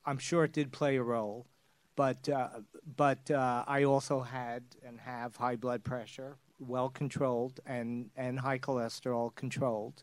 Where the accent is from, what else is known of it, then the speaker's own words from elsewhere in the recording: New York City, New York, United States; now I'm from Brooklyn